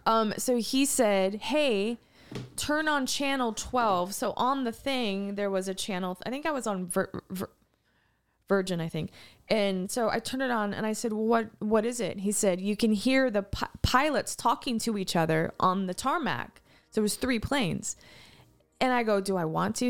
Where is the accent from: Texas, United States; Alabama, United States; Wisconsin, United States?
Texas, United States; East; I grew up in East Te-, East Texas